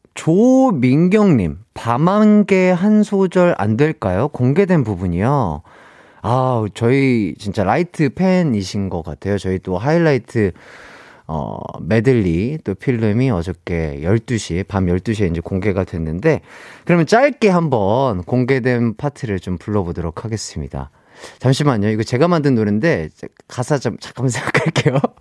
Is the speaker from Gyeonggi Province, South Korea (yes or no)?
no; Gwangju, South Korea; 제 고향은 광주예요